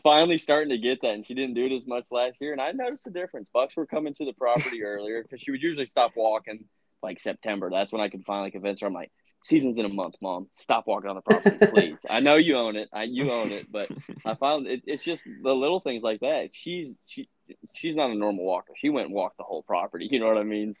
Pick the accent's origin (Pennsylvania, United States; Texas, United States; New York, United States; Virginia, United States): Virginia, United States; I grew up in Virginia hunting